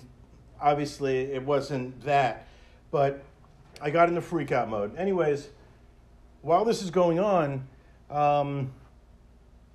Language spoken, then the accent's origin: English; Hollywood, Florida, United States; I grew up in Hollywood